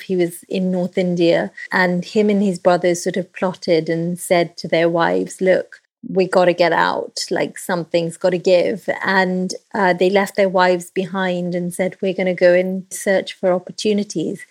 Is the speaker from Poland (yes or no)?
no; Nairobi, Kenya; now in London, United Kingdom; I grew up in Kenya